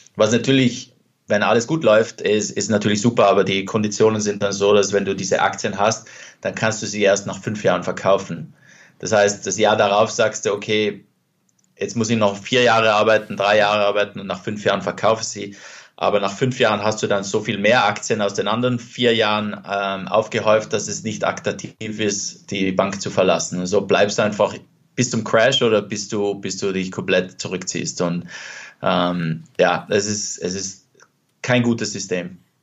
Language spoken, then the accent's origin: German; South Tyrol, Trentino-Alto Adige, Italy; also born or lived in Venice / Vienna / London; now in Los Angeles, United States; dort, wo ich aufgewachsen bin, also jetzt Südtirol